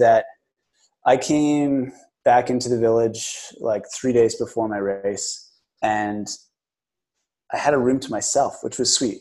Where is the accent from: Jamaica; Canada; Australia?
Canada; Kingston, Ontario; I'm from Kingston